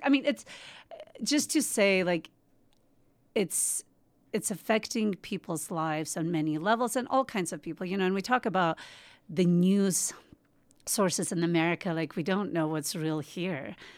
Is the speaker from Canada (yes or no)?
no; Georgia; also born or lived in Moscow, Russia; now in United States; I was born in Georgia, but I spent, I kind of grew up between Moscow and Georgia